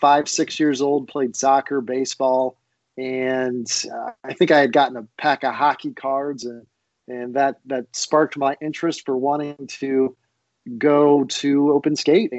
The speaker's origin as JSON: {"language": "English", "town": "Sylvania", "region": "Ohio", "country": "United States", "tie": "born or raised there", "also_born_or_lived": "South Carolina / Michigan", "moved": "as an adult", "said": "I'm from Sylvania originally."}